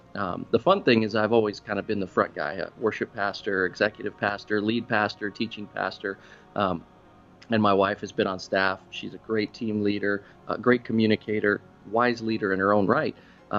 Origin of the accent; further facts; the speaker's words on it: Florida, United States; moved away; I came from South Florida and, you know, I had the South Florida colors and the flamboyant fashion